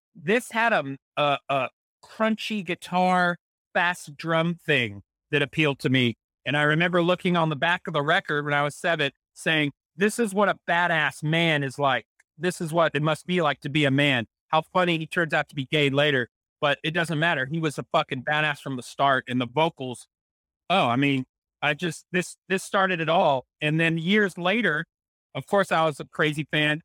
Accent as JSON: {"language": "English", "town": "San Antonio", "region": "Texas", "country": "United States", "tie": "born or raised there", "said": "growing up in San Antonio, Texas"}